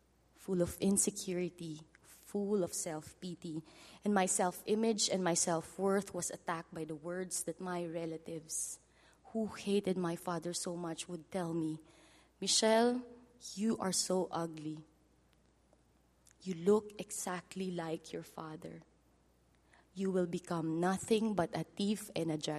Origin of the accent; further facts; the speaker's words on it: Philippines; first language Filipino; English is a second language; my native language, Filipino.